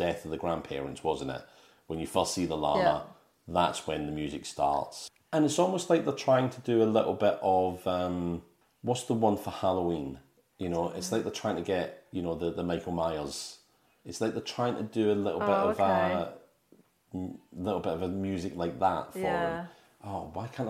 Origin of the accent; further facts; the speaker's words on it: Scotland, United Kingdom; I'm Scottish